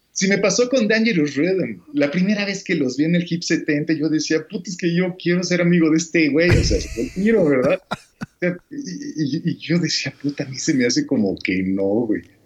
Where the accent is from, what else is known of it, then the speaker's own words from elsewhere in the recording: Mexico; soy mexicano y soy músico